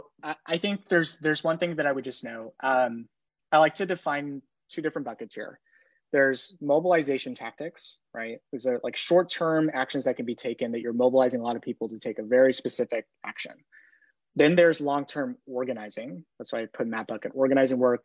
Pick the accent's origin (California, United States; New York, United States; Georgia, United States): New York, United States; I'm from New York